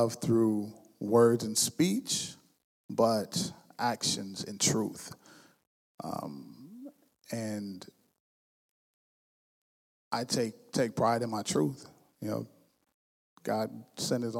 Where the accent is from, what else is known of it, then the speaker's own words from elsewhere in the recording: West Coast, United States; now in Lansing, United States; I'm from the West Coast